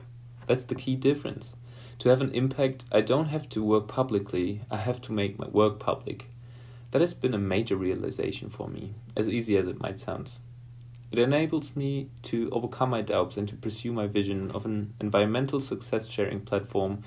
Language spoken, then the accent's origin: English; Ruhr Valley, North Rhine-Westphalia, Germany; I'm from the Ruhr Valley, an area in Germany that has a rich history in coal mining.